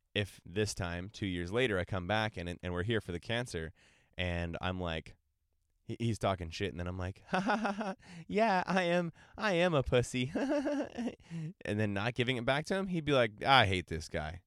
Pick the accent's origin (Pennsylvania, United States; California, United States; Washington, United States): California, United States; San Diego; I'm from San Diego, California